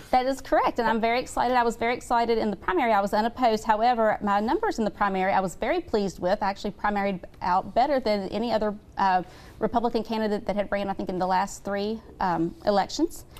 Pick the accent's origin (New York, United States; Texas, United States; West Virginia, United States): West Virginia, United States; St. Albans; I grew up in St. Albans, West Virginia.